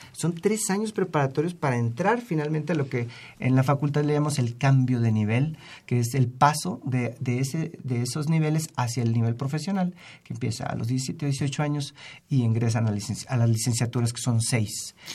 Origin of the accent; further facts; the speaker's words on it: Mexico; nosotros como ciudadanos mexicanos